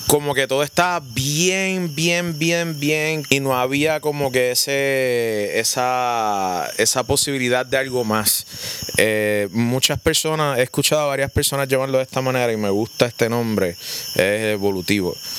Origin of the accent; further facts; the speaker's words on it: Puerto Rico; hablamos español, somos de Puerto Rico